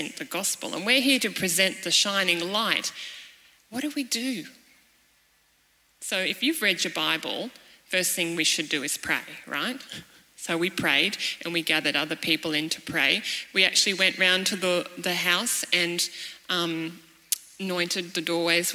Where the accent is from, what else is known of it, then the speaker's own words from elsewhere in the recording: Cairns, Queensland, Australia; moved away as an adult; also born or lived in Malawi; I am a young mum from Cairns.